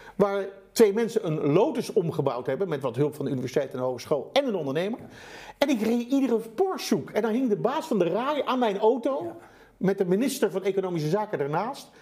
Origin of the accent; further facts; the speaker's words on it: Netherlands; Wij als Nederlanders, het land van de nou, wonderen